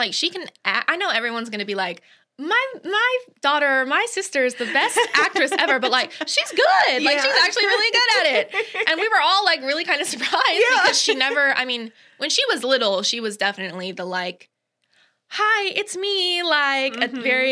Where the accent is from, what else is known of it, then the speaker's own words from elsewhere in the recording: Ocala, Florida, United States; also born or lived in St. Augustine, Florida; I was born in St. Augustine, but we moved here when I was two. So basically, I was born here in Ocala